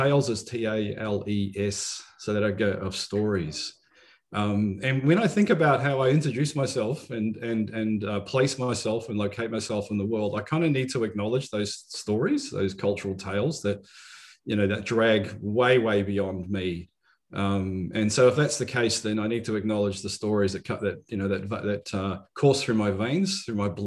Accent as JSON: {"language": "English", "town": "Tauranga", "region": "Bay of Plenty", "country": "New Zealand", "tie": "born or raised there", "also_born_or_lived": "Hamilton, New Zealand", "said": "I grew up in Tauranga Mawana in the Bay of Plenty"}